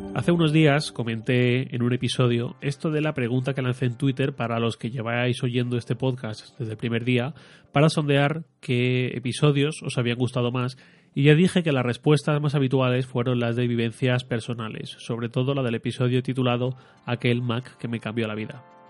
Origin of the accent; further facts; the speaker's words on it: Torrent, Valencian Community, Spain; salí de Torrent, de mi pueblo, a Valencia